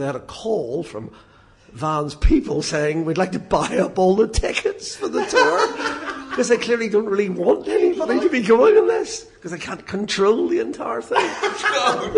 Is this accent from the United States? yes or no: no; Belfast, Northern Ireland, United Kingdom; I'm from Belfast